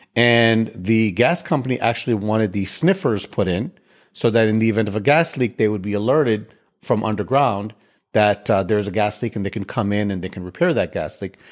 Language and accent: English; Chicago, Illinois, United States; now in Houston, United States; I live in Houston. I grew up in Chicago.